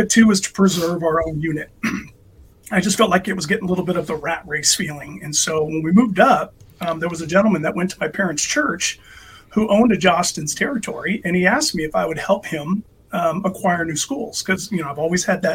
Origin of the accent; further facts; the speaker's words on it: San Diego, California, United States; moved away as an adult; now in Tacoma, United States; I'm from San Diego originally